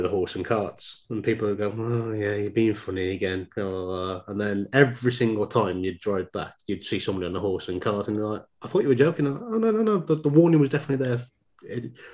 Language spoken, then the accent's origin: English; Dudley, West Midlands, United Kingdom; accent: Black Country; I grew up in Dudley